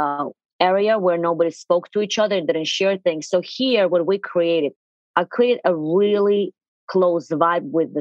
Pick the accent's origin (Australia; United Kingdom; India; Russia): Russia; English is a second language; moved away as an adult; now in New York City, United States; 23 years ago, I immigrated from Russia to here